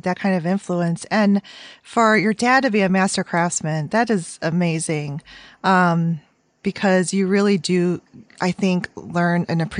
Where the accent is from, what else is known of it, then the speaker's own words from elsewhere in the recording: Chicago, Illinois, United States; accent: Chicago; I have a very hard, harsh Chicago accent. So I'm in Chicago